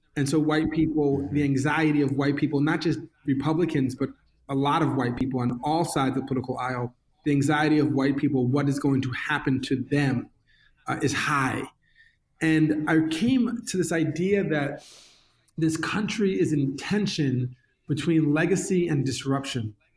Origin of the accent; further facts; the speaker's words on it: New York, United States; growing up in New York